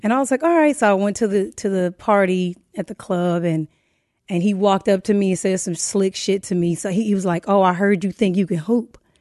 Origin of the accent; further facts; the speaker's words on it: Inglewood, California, United States; also born or lived in Saint Louis, Missouri / Pomona / West Covina; I was raised in Inglewood for the most part